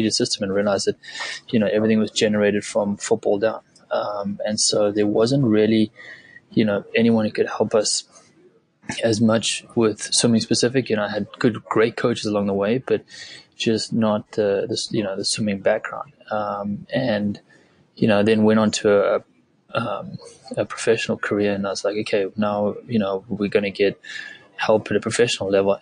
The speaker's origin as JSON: {"language": "English", "country": "South Africa", "tie": "born or raised there", "said": "originally I'm from South Africa, grew up in a very small farming community there"}